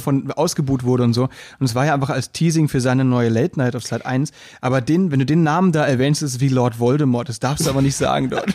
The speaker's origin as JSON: {"language": "German", "town": "Müllheim", "region": "Baden-Württemberg", "country": "Germany", "moved": "yes", "lives_now": "Berlin, Germany", "said": "weil ich halt auch vom Land komme. Da weißt du, wenn du dann ein Volksfest hast oder so, Stadtfest bei uns in Müllheim"}